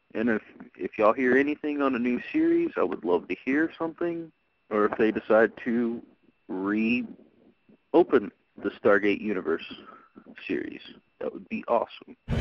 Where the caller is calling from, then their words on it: Texas, United States; I'm calling from Texas